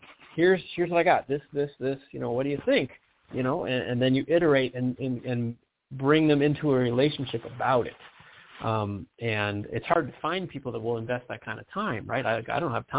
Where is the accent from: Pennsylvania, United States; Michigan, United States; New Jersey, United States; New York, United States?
Michigan, United States; moved away; I'm from Michigan originally.